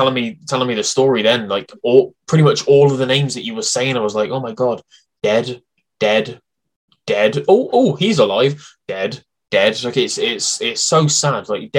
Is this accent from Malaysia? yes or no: no; United Kingdom; A name obviously that I'm very attached to being British